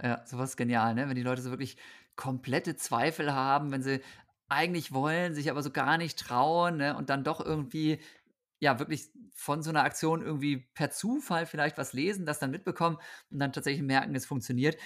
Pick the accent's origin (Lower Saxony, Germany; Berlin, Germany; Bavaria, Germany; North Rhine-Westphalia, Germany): Lower Saxony, Germany; Osnabrück; Osnabrück, wo ich aufgewachsen bin